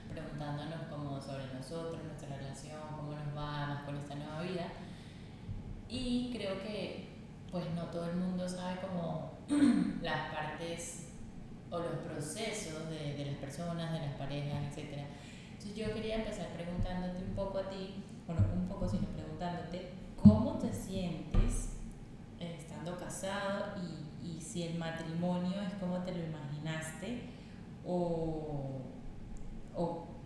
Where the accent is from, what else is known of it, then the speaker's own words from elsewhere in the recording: Venezuela; soy venezolana, tengo 28 años